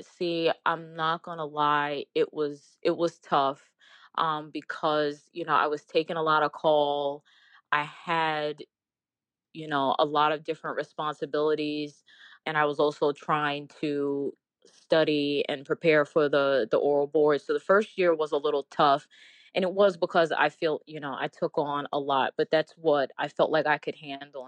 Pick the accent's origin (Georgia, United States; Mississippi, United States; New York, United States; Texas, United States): New York, United States; New York City; also born or lived in Washington, D.C.; I'm originally from New York